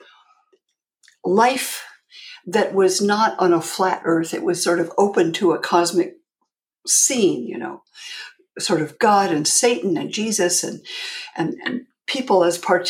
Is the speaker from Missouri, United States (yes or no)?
no; Palo Alto, California, United States; moved away as an adult; also born or lived in New York; I grew up in Palo Alto in California